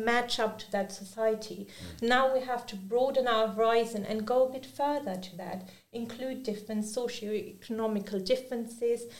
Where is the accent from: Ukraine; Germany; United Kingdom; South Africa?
Germany; first language German, Urdu; English is a second language; I've grown up in an Urdu household where I've also grown up in Germany. So my native language is also German